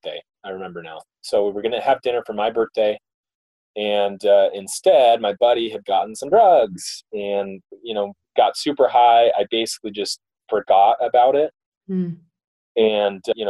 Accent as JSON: {"language": "English", "town": "Mesa", "region": "Arizona", "country": "United States", "tie": "born or raised there", "said": "I grew up in Mesa, Arizona"}